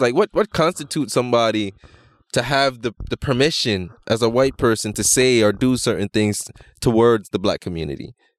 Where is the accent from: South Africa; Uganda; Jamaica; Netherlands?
Jamaica; I'm Jamaican and being in Toronto